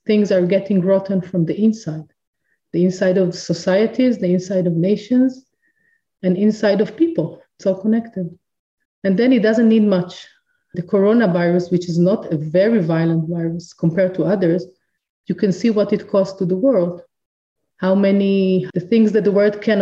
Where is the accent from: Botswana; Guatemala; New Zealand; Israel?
Israel; I'm from Israel